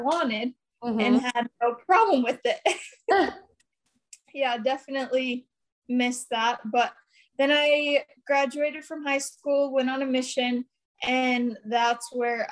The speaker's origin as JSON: {"language": "English", "town": "Brigham City", "region": "Utah", "country": "United States", "tie": "born or raised there", "said": "I'm from Brigham City, Utah, born and raised"}